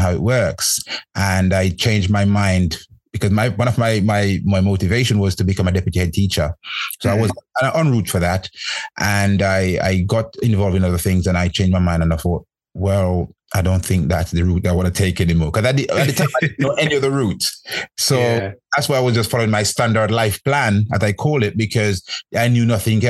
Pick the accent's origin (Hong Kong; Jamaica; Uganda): Jamaica; moved away; I grew up in Jamaica, and our thing when I was growing up back home is about going to school